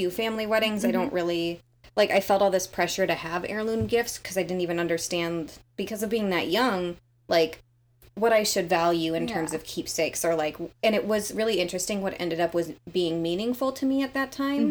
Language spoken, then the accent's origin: English; North Dakota, United States; I'm from North Dakota